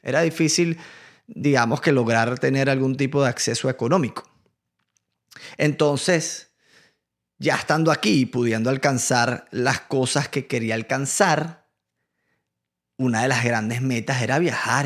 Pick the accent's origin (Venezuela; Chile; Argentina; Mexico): Venezuela; moved away as an adult; now in United States; yo vengo de Venezuela